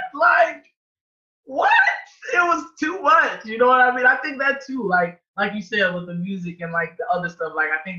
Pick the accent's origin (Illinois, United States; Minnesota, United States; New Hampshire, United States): Illinois, United States; Chicago; I grew up in like Beverly area.